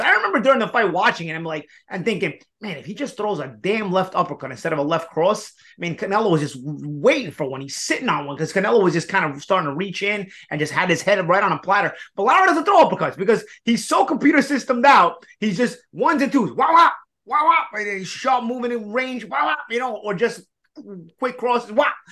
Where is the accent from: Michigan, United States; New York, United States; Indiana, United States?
New York, United States; we're from New York